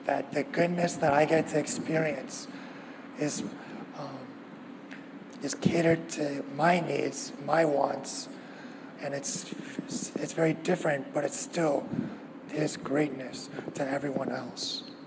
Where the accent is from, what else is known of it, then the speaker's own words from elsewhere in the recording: the Bay Area, California, United States; moved away as an adult; also born or lived in Davis; now in Orange County, United States; I grew up in the Bay Area, um, and I went to school at UC Davis